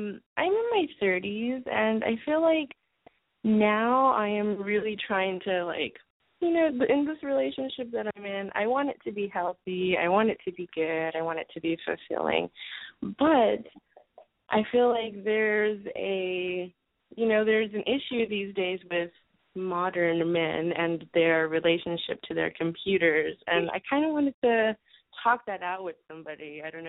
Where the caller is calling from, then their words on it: Los Angeles, California, United States; I'm in Los Angeles.